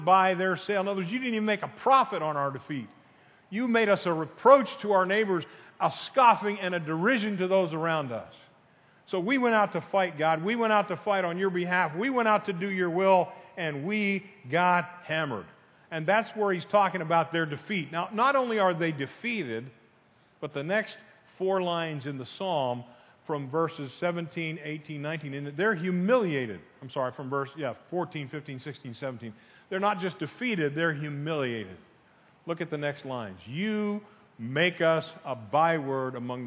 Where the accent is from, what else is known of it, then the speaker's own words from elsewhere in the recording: Northeast, United States; moved away; I grew up in the Northeast